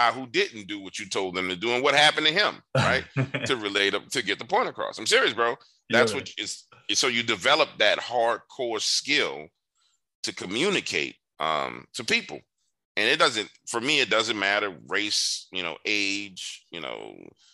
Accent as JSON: {"language": "English", "town": "New Orleans", "region": "Louisiana", "country": "United States", "tie": "born or raised there", "said": "growing up in New Orleans"}